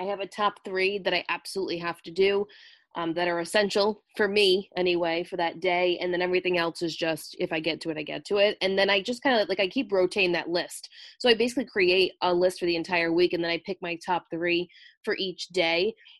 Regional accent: Rhode Island, United States; So my accent is not a Bostonian accent whatsoever. It is very distinct.

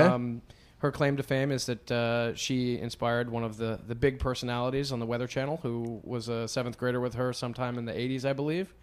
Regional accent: White River Junction, Vermont, United States; moved away as an adult; also born or lived in western Massachusetts / southern Maine; now in New York, United States; I grew up in, in White River Junction, Vermont. I was born and raised halfway up on the right side of Vermont

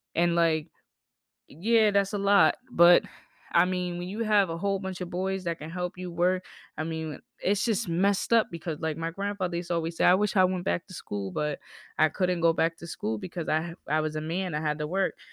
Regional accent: the South, United States; I grew up in the South

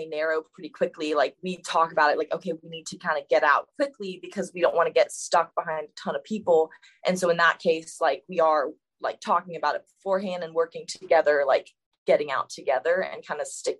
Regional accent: Florida, United States; moved away as an adult; now in Atlanta, United States; usually over the summer I go home to Florida. I'm from Florida

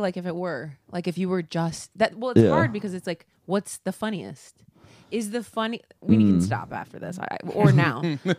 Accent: Dayton, Ohio, United States; I can't sell 2,200 in Dayton, Ohio. I shot it in my hometown.

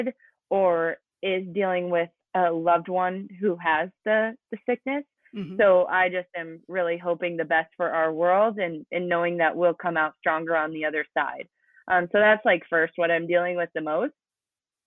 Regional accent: near Spearfish, South Dakota, United States; also born or lived in Arizona; that's only an hour away from my hometown. So growing up, we would do local triathlons

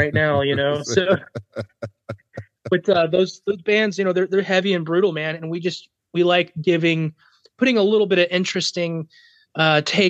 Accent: Kansas City, Missouri, United States; We're out of Kansas City, Missouri

